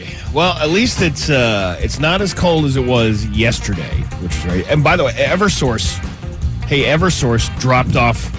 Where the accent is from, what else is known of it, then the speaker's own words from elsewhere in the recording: Three Rivers, Massachusetts, United States; I'm from Three Rivers.